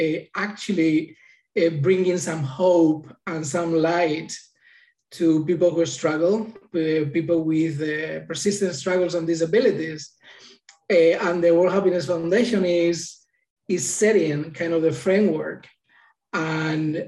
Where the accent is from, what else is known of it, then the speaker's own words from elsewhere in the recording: Madrid, Community of Madrid, Spain; now in United States; I was born in Madrid, Spain